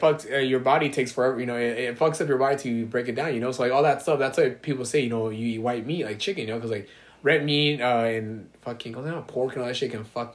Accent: Alhambra, California, United States; So, I was born in East Boyle Heights, mm-hmm. Then I lived in East LA, then City Terrace, and then I grew up in Alhambra.

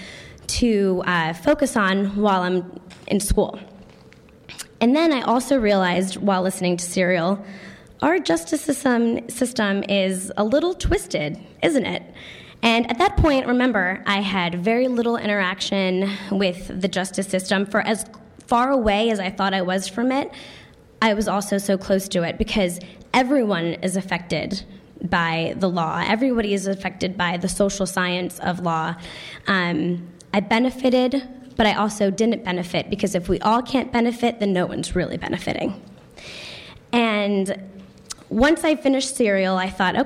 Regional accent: Connecticut, United States; moved away as an adult; now in Philadelphia, United States; I grew up in Connecticut

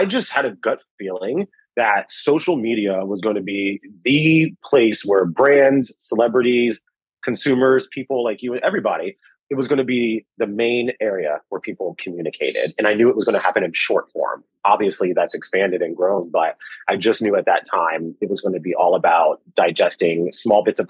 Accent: Washington, District of Columbia, United States; moved away as an adult; also born or lived in New York; Growing up in Washington, D.C., political environment, lots of journalism happening

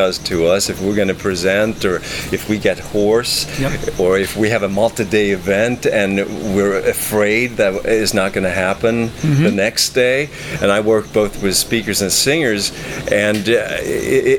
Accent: Sweden; moved away; I'm originally from Sweden, so I worked as a performer there.

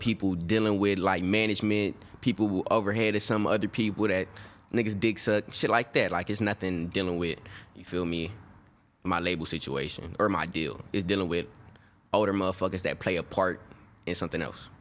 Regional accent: Birmingham, Alabama, United States; now in California, United States; I'm from Birmingham, Alabama

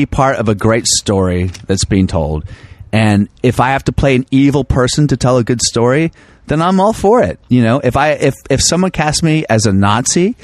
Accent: United States; We're American

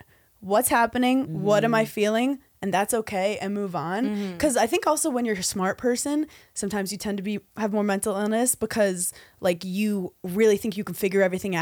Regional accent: New York City, New York, United States; I grew up in Brooklyn, New York, which was so, like, forward-thinking, open-minded.

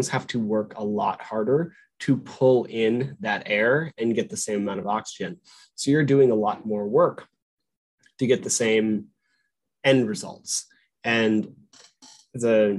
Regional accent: Albuquerque, New Mexico, United States; I grew up in the mountains. I was born in Albuquerque, New Mexico, at a mile high, and the mountains are my home.

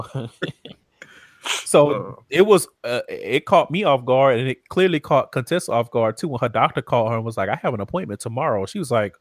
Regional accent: Texas, United States; I'm from Texas

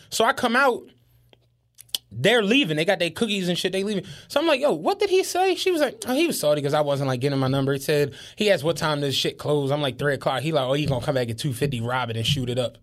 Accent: Philadelphia, Pennsylvania, United States; we grew up in Penrose. Penrose was a relatively decent place

